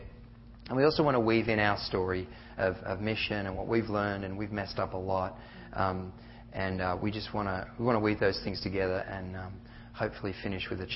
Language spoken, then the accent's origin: English; Australia; moved away as an adult; I've got a funny accent because I'm from Australia, and I came in 98